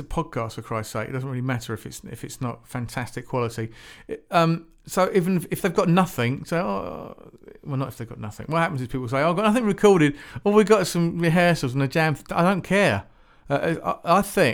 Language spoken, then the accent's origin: English; Shepperton, South East England, United Kingdom; also born or lived in near Woking; I used to live near Woking, actually. I was born and brought up in Shepparton